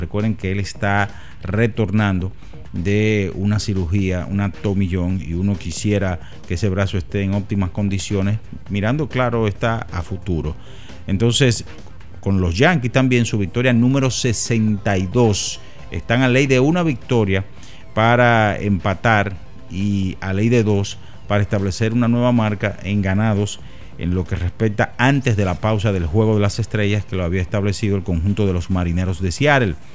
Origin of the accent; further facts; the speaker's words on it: Dominican Republic; como dominicanos que somos